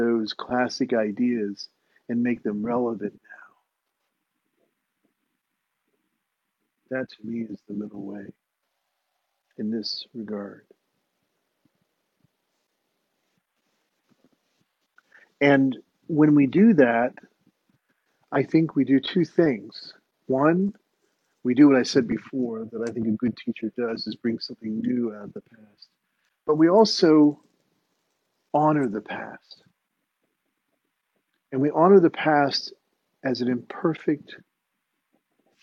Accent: United States; I was raised in the United States

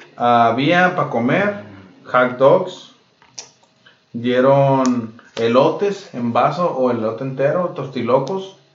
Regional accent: Mexico; now in United States; las piñatas de cuando crecimos, güey, en México

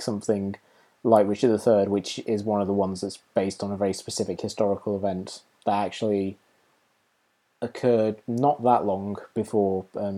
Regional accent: Market Bosworth, East Midlands, United Kingdom; moved away; I marched through my hometown of Market Bosworth and past two of the pubs that I lived in when I lived there.

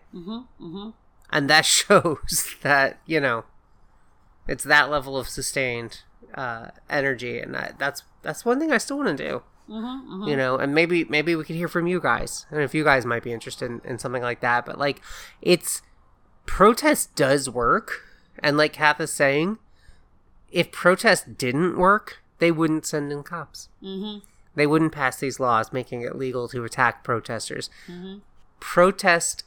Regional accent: the South, United States; I grew up in the South

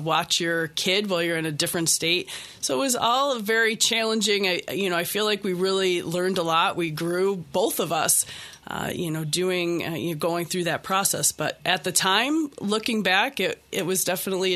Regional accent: Henrietta, New York, United States; also born or lived in Boston; I was born and raised in Henrietta

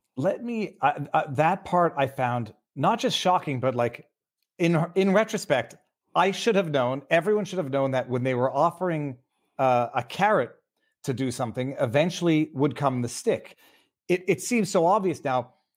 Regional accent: Canada; I'm from Canada

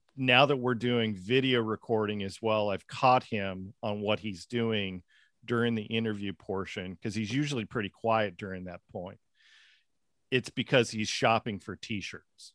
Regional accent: Seattle, Washington, United States; also born or lived in Winter Garden, Florida; now in Florida, United States; I grew up in the Seattle area

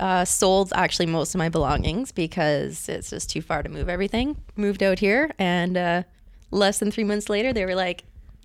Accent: Kelowna, British Columbia, Canada; moved away as an adult; also born or lived in Saskatoon; now in Vancouver, Canada; No, I'm from Kelowna originally.

